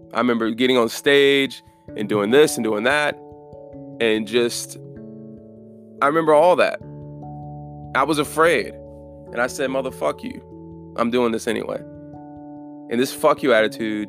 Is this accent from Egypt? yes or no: no; Germany; I'm from Germany